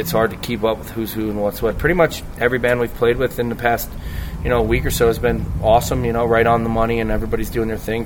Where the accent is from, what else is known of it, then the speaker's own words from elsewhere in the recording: New Jersey, United States; we're from New Jersey